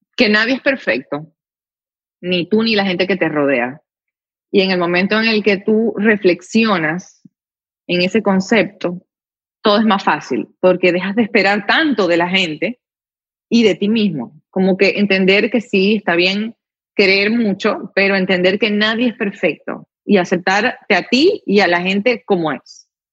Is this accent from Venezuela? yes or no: yes; Venezuela; moved away as an adult; now in United States